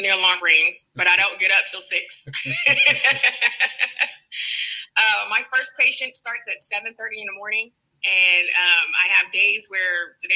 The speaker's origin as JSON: {"language": "English", "town": "Houston", "region": "Texas", "country": "United States", "tie": "born or raised there", "said": "I am from Houston, Texas, born and raised, and that's where I currently reside."}